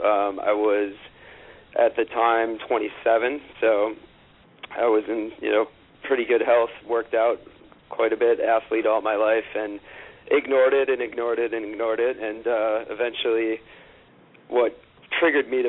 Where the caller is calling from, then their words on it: New York, United States; Uh, right in Manhattan, in the heart of uh, good old Midtown East.